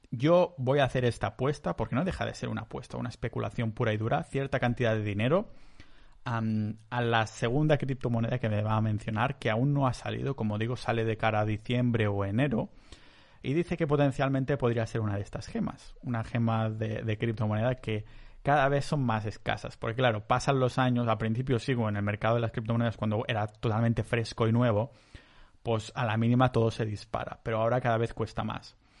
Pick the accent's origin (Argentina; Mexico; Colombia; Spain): Spain; Catalonia; yo soy catalán